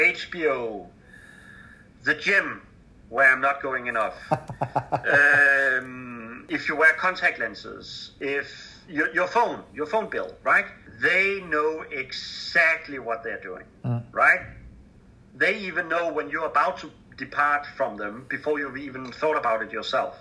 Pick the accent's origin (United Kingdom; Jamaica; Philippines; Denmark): Denmark; I'm from Denmark